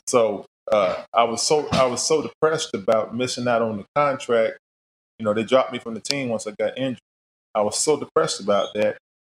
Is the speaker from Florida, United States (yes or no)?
yes; Daytona Beach, Florida, United States; I was uh, born and raised in Florida, Daytona Beach, in fact